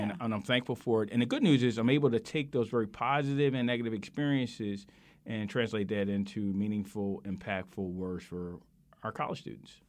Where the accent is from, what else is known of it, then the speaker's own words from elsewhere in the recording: Philadelphia, Pennsylvania, United States; I grew up in South Philadelphia